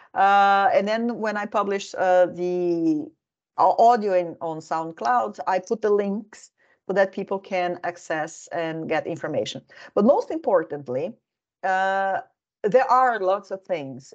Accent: Brazil; moved away as an adult; also born or lived in Helsinki, Finland; now in Finland; I am originally from Brazil

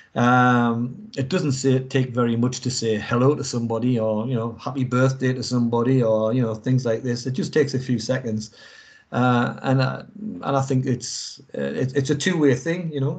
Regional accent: England, United Kingdom; moved away; obviously I'm English and I'm not in England either

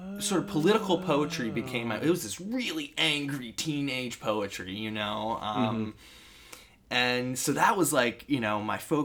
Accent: Baltimore, Maryland, United States; I was born and raised in Baltimore, Maryland

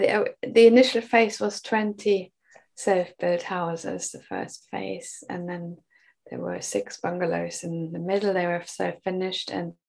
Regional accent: Germany; English is a second language; now in Bristol, United Kingdom; I came to the UK from Germany a long time ago, and I moved to Bristol and built a home in a community.

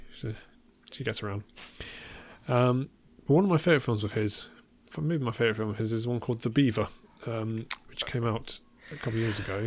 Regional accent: Worcestershire, West Midlands, United Kingdom; near where I grew up

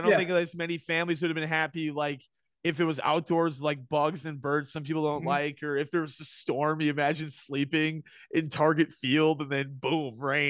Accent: Minneapolis, Minnesota, United States; In Cub Scouts growing up in Minneapolis, we had a bit where you'd go to the Twins game.

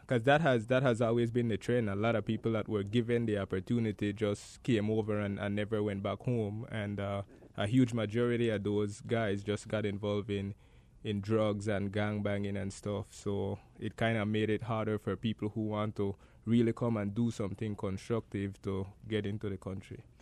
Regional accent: Gales Point, Belize District, Belize; I grew up in Gales Point.

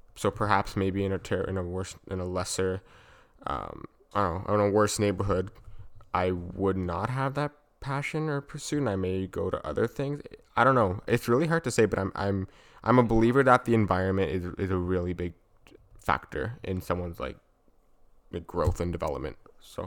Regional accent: Vaughan, Ontario, Canada; growing up in Vaughn, were the friendships and the connections I made, because Vaughn is a s-, safe city

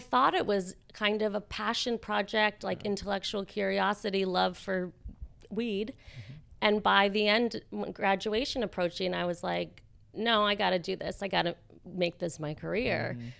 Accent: Connecticut, United States; born or raised there

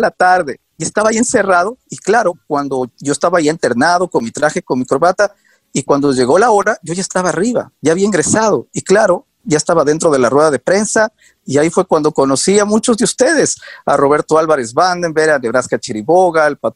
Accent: Ecuador; moved away as an adult; now in United States; justo me gradué, seguí un año en la universidad, eh, pero eh, salí, salí del Ecuador y me fui a Nueva York. Y llegué a Nueva York sin conocer a nadie, de la noche a la mañana.

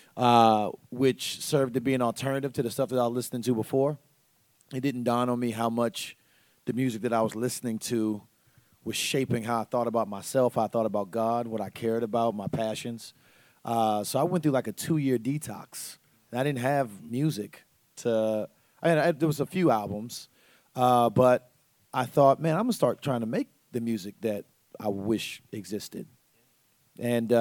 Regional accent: Tampa, Florida, United States; I'm from Tampa, Florida

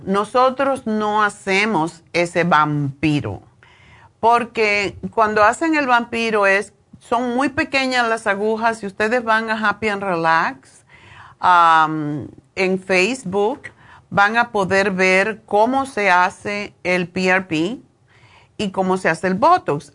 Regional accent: Cuba; now in Los Angeles, United States; Como cubanos

